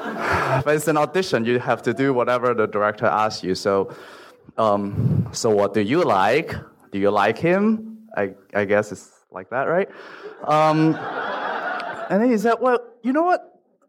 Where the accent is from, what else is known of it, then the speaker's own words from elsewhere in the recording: Hong Kong; English is a second language; moved away as an adult; also born or lived in Los Angeles; I was born and raised in Hong Kong, so when I was studying English in a local school, everyone speaks just like me, including the teacher who was also born in Hong Kong.